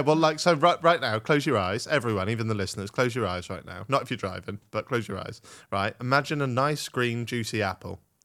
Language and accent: English; Norfolk, East of England, United Kingdom; I am Norfolk, boy. I'm from Norfolk